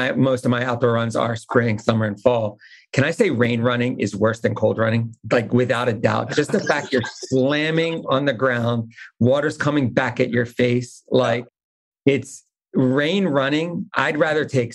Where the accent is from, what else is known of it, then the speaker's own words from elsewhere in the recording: Delaware, United States; I'm from Delaware, right? I live in Delaware.